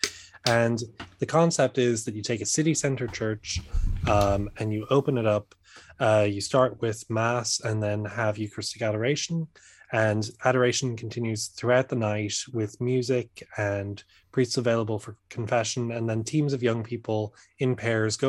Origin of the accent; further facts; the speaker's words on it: Ireland; now in Dublin, Ireland; I'm from Ireland.